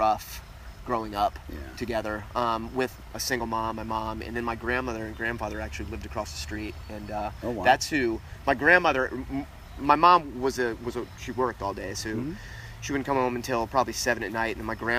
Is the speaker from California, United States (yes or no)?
no; Tampa, Florida, United States; born and raised in Tampa, raised by them